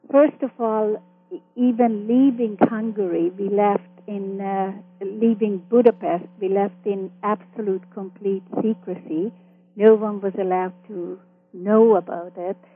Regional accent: Vancouver, British Columbia, Canada; also born or lived in Austria / Toronto / Montreal; And in Canada, I continued my growing up in Vancouver and then Toronto for my high school years and then my university years in Montreal.

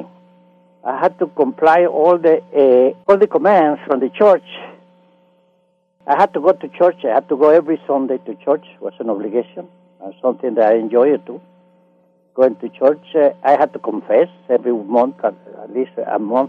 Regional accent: Nicaragua; English is a second language; moved away as an adult; now in Los Angeles, United States; I grew up in Central America, Nicaragua, in the mountain, in a city called Nicarauga, Nicaragua

